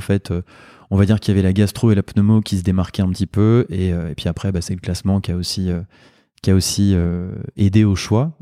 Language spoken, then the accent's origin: French; Le Havre, Normandy, France; moved away as an adult; also born or lived in Rouen / Caen / Lyon / New Caledonia; now in Lille, France; je suis originaire de Normandie, j'ai grandi au Havre, fait mes études à Rouen, à Caen euh, et en partie à Lyon